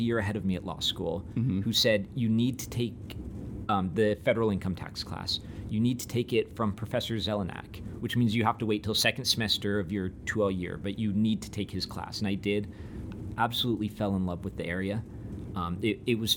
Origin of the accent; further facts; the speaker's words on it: suburbs north of San Diego, Southern California, United States; moved away as an adult; also born or lived in Utah / New York; I grew up in Southern California, in the suburbs just north of San Diego.